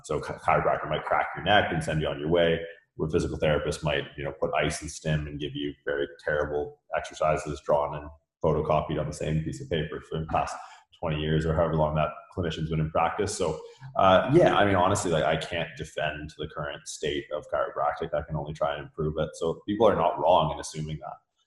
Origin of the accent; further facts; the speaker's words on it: Canada; moved away as an adult; also born or lived in California; I'm from Canada originally